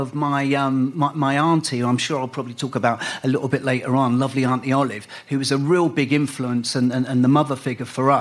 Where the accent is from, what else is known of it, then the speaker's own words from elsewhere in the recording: London, United Kingdom; also born or lived in White City / Borehamwood; I was brought up on the Liston Green estate